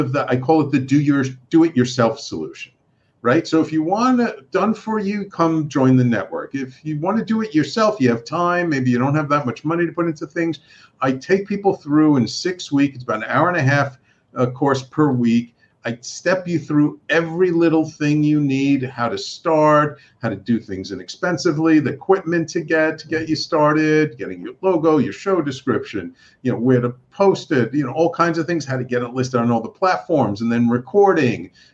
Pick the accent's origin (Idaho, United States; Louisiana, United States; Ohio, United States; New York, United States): New York, United States; New York City; I'm a native New Yorker